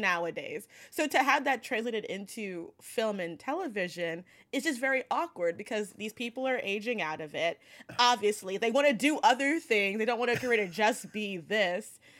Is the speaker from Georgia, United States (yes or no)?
no; New York City, New York, United States; I'm from Brooklyn